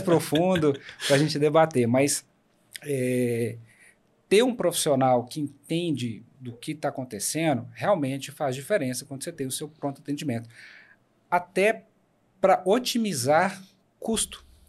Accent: Paracatu, Minas Gerais, Brazil; also born or lived in Belo Horizonte; now in Unaí, Brazil; Eu sou de Minas. mas eu até os meus 18 anos eu morei em Paracatu e aí depois eu saí para estudar em Belo Horizonte.

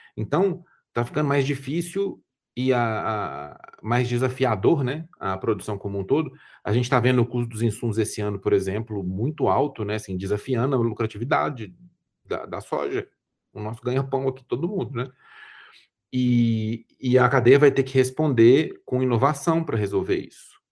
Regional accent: Brazil; sendo brasileiro, falando português e ficando à vontade aqui

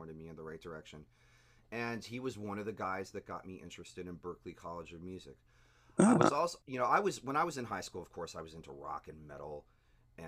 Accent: Ocoee, Florida, United States; A good chunk of my youth was spent in the town of Ocoee

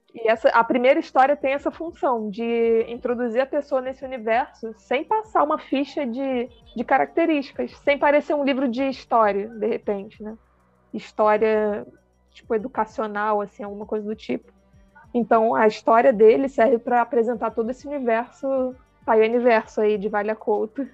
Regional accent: Rio de Janeiro, Brazil; accent: carioca; moved away as an adult; now in Pelotas, Brazil; Sou carioca e hoje estou situada, né? Residindo no Rio Grande do Sul, em Pelotas

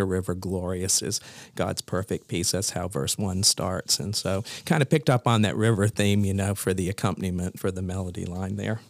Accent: Columbia, South Carolina, United States; also born or lived in Maine; I was raised in Columbia, South Carolina, and went to high school there

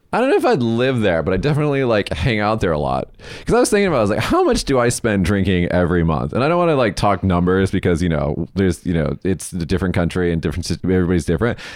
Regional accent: Las Vegas, Nevada, United States; moved away as an adult; now in Japan; I'm from Vegas, everybody, and I, I went home to Vegas in two thousand eighteen

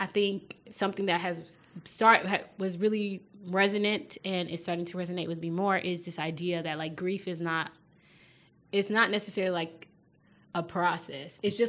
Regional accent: Nigeria; being Nigerian and being in a Nigerian community

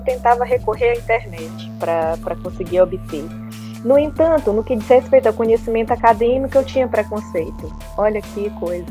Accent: São Luís, Maranhão, Brazil; moved away as an adult; also born or lived in Florianópolis / Lisbon; saí de São Luís para estudar em Florianópolis por causa de uma universidade

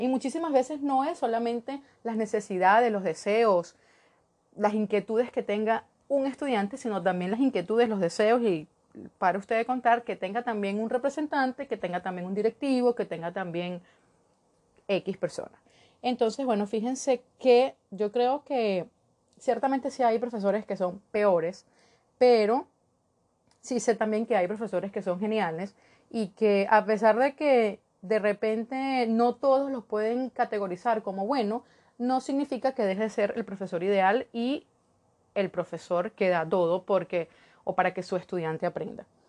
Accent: Venezuela

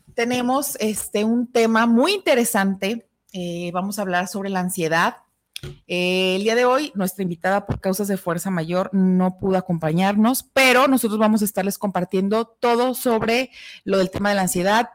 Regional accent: Guadalajara, Jalisco, Mexico; somos tapatías

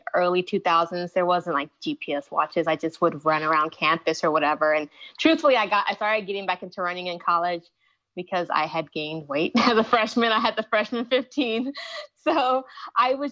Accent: Dallas, Texas, United States; also born or lived in Houston, Texas; I'm an endurance athlete based in Houston, Texas, born and raised in Dallas, Texas

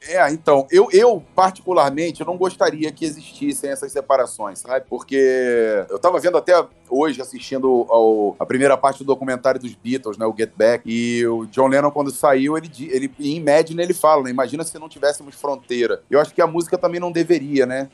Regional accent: Rio de Janeiro, Brazil; also born or lived in Petrópolis; eu morava em Petrópolis, eu sou do Rio de Janeiro, eu morava em Petrópolis e treinava no Rio

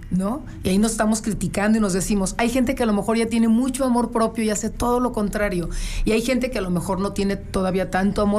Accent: León, Guanajuato, Mexico; also born or lived in Torreón, Coahuila; Sí, yo soy de León, ah, pero yo me fui a vivir un tiempo para allá

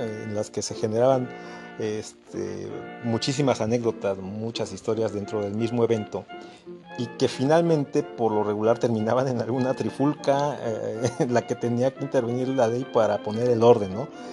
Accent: Mexico; todos los mexicanos nos identificamos

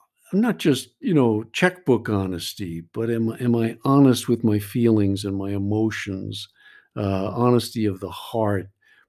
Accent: New York, United States; And I know I'm from New York, so maybe I can say this, but I go to meetings in New York

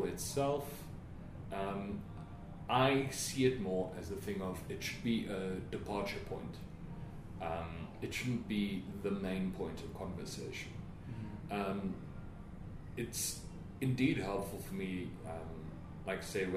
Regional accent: Witbank, Mpumalanga, South Africa; moved away as an adult; also born or lived in Pretoria; my hometown of Witbank and coming to the big city of Pretoria

